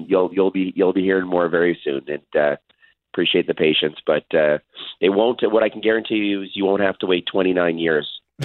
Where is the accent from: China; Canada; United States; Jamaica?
Canada; Winnipeg, Manitoba; celebrate together as Winnipeggers and as Canadians.